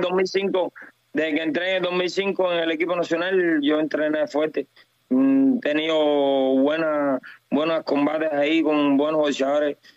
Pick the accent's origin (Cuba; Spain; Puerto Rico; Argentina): Cuba; yo soy cubano